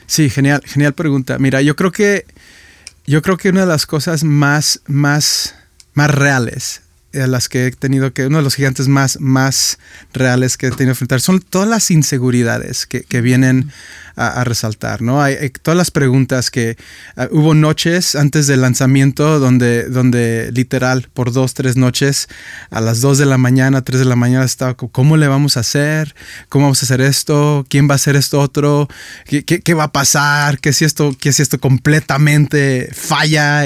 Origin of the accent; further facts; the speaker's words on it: Guadalajara, Jalisco, Mexico; moved away as an adult; also born or lived in Michigan; now in Guadalajara, Mexico; Guadalajara, mi ciudad, donde yo nací